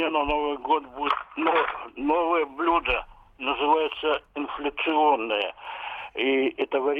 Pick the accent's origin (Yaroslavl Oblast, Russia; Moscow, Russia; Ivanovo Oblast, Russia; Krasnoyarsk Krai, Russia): Yaroslavl Oblast, Russia; Rostov; И, из Ростова.